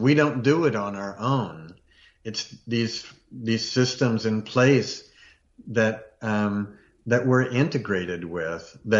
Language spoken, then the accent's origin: English; Virginia, United States; I grew up in Virginia a lot